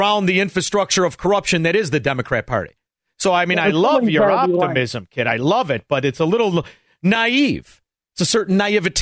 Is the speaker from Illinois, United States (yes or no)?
yes; Chicago, Illinois, United States; we're from Chicago